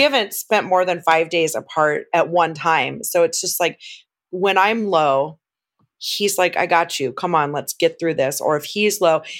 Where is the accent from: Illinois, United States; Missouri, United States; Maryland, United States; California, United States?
California, United States; Southern; I was born and raised in Southern California